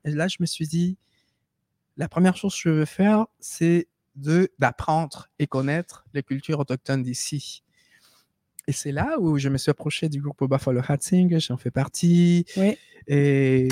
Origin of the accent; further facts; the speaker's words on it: Peru; French is a second language; now in Quebec, Canada; nous on se considère des Péruviens